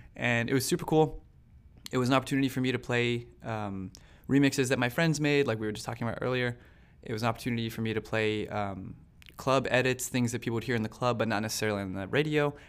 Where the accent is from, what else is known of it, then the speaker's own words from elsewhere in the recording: Las Cruces, New Mexico, United States; moved away as an adult; now in New York, United States; my hometown has seventy thousand people, Las Cruces